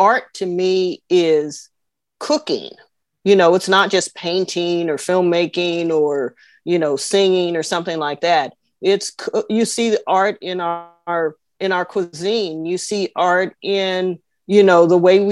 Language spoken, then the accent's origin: English; Oakland, California, United States; kids growing up in Oakland